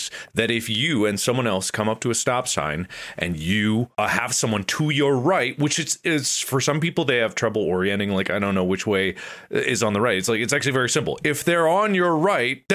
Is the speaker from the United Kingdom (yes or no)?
no; Ohio, United States; now in Los Angeles, United States; I come from Ohio